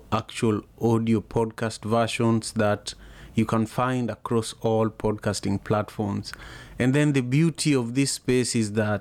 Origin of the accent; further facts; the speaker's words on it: Kisumu, Kisumu County, Kenya; now in Seattle, United States; I am in Seattle, Washington, and I am originally from Kisumu, Kenya